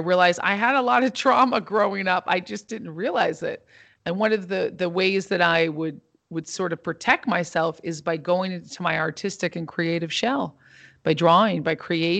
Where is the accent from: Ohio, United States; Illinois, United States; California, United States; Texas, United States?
California, United States; Santa Barbara; also born or lived in Los Angeles / New York; Yeah, I grew up in Santa Barbara and also in Los Angeles and in New York as well. So I grew up in New York when I was 10 years old